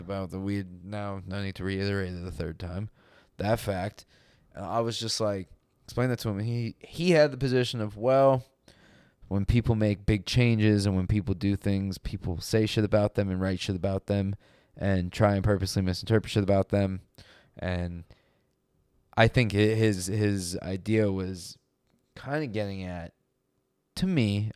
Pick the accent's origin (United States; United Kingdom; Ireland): United States